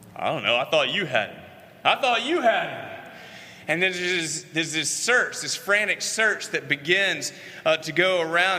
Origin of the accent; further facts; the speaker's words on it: Columbia, South Carolina, United States; it was 1981 in Columbia, South Carolina. I was in first grade. That's where I grew up in Columbia.